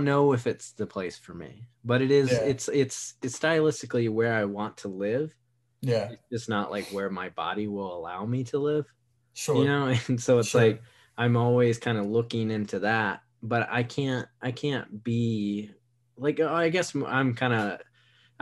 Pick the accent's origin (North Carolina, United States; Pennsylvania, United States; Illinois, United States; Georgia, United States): North Carolina, United States; Wilmington; growing up in Wilmington, North Carolina